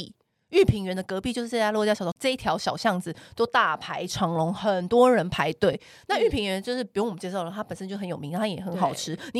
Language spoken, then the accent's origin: Chinese; Taipei, Taiwan; 因为我不是中南部人，我是台北人，